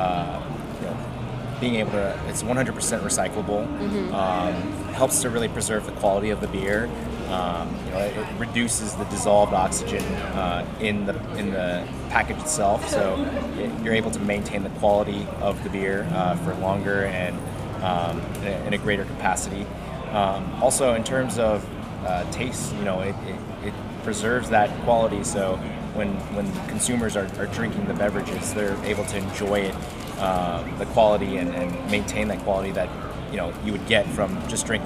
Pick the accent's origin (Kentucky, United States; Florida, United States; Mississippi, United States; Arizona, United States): Kentucky, United States; Lexington; Lexington. That's my hometown